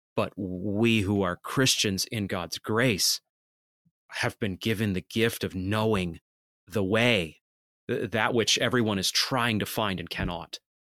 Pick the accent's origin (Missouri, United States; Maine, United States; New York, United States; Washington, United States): Maine, United States; I'm from Maine.